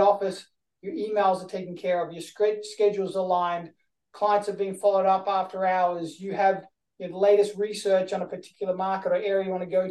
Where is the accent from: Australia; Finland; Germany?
Australia; I'm from Australia